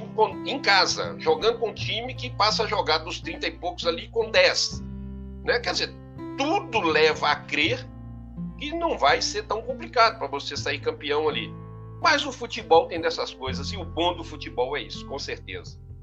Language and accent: Portuguese; Coronel Fabriciano, Minas Gerais, Brazil; E eu sou de Coronel Fabriciano, né? Minha naturalidade é Coronel Fabriciano, Minas Gerais, interior de Minas